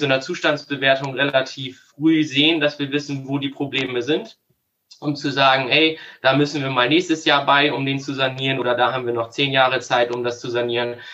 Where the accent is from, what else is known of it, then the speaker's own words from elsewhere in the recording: Worphausen, Lower Saxony, Germany; also born or lived in Munich; ich komme aus dem wunderschönen Norden ähm, bei Bremen, aus dem Ort Worphausen. Äh, ja, ich bin da seit 30 Jahren